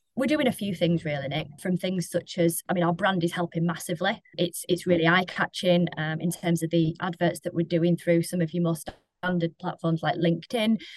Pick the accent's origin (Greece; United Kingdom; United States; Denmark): United Kingdom; Lancashire, North West England; moved away; I am from Lancashire.